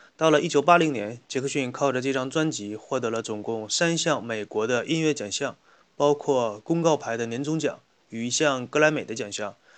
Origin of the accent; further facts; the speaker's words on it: China; 我们中国的方言